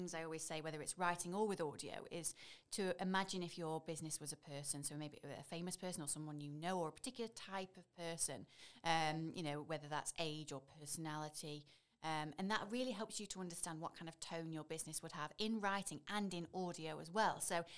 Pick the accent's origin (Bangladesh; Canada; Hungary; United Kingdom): United Kingdom; Leek, West Midlands; also born or lived in Stoke-on-Trent; I'm from Stoke. I grew up in Leek.